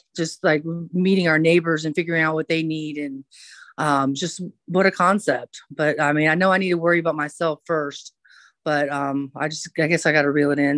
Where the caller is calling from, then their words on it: Atlanta, Georgia, United States; I'm calling from Atlanta, Hot Atlanta